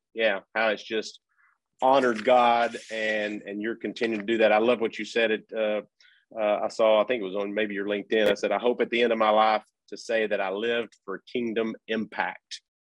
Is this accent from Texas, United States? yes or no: yes; Wichita Falls, Texas, United States; I'm actually from the Wichita Falls area